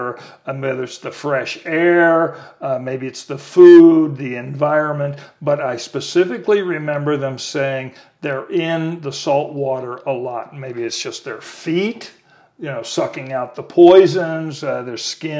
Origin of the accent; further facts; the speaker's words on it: El Paso, Texas, United States; also born or lived in New York City; now in Austin, United States; I come from El Paso